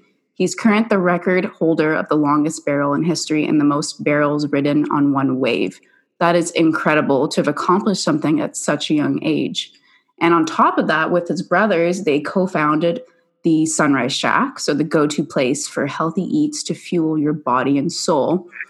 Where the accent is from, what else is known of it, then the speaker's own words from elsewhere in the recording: Vancouver, British Columbia, Canada; I'm originally from Vancouver, Canada